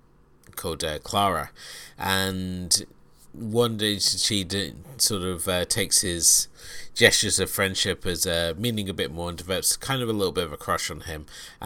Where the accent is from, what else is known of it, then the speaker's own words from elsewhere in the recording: United Kingdom; coming to this as a British view, where we have a very different stance of children lie about everything.